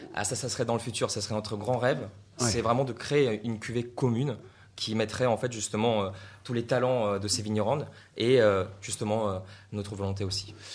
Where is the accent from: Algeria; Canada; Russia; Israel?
Russia; now in France; j'ai appris ça en fait en Russie parce que je viens de Russie